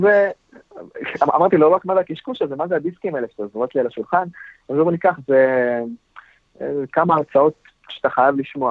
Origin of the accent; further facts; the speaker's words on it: the North, Northern District, Israel; אצלנו בצפון